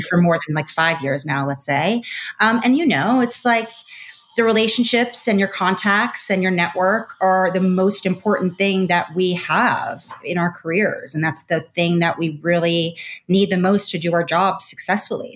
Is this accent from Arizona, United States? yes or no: no; Long Island, New York, United States; I'm also from Long Island, New York